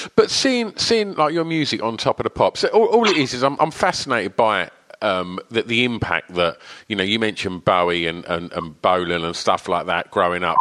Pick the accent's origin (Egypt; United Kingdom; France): United Kingdom; Essex, East of England; i grew up in Essex and I'm 49.